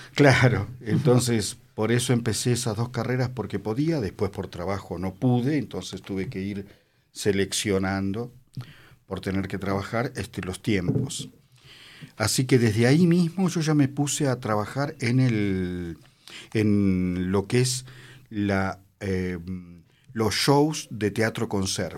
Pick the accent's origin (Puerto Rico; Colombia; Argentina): Argentina; moved away as an adult; also born or lived in Italy / Mexico; me llevaron de chiquitito a la Argentina, de año y medio, dos, y bueno, después me, hice ciudadano